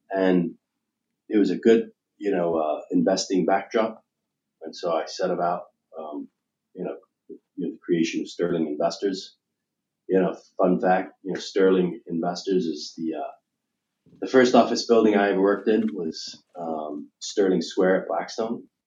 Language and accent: English; United Kingdom; moved away; I'm an American, I'm proud of it, uh, but I was born and raised in the United Kingdom.